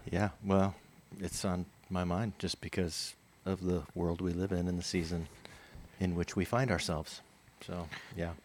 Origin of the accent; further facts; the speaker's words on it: California, United States; also born or lived in New Jersey; Been, been in California for a long time. Feel like a native, even though I grew up in New Jersey, but um, until I was ten.